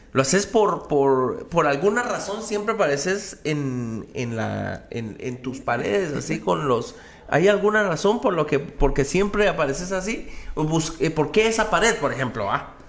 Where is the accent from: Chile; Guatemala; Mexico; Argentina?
Guatemala; Mixco, Guatemala Department; en un barrio como la zona 5 o como, como en el que yo crecí, en Misco